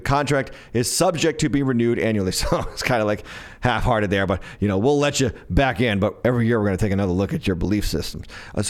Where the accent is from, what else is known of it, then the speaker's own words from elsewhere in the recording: Smithfield, Rhode Island, United States; So, closer to my hometown, Smithfield, Rhode Island.